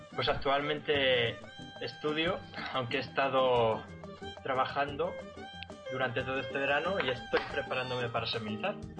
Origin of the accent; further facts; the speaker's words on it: Socuéllamos, Castilla-La Mancha, Spain; soy de un pueblo de Ciudad Real que se llama Socuéllamos